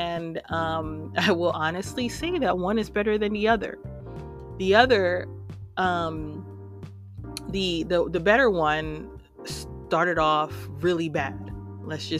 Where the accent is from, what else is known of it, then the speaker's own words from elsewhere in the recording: New York City, New York, United States; moved away as an adult; now in Houston, United States; I hail from New York City and I live in Houston, Texas right now